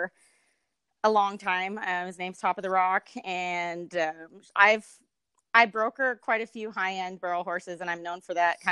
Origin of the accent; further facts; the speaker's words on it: Minnesota, United States; now in Springer, Oklahoma, United States; I am originally from Minnesota.